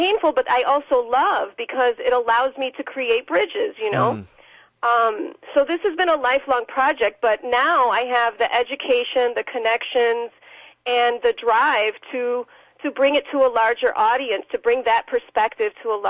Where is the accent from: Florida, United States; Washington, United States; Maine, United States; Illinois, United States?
Illinois, United States; Chicago; As an Afro-Latina, someone who's half Colombian, half Cuban, I grew up in Chicago. I grew up in Logan Square. We all know Logan Square is incredibly gentrified right now.